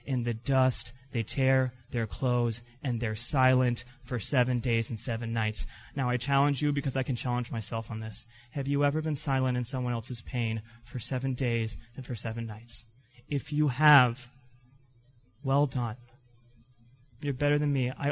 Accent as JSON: {"language": "English", "region": "Florida", "country": "United States", "tie": "born or raised there", "said": "I grew up in Florida"}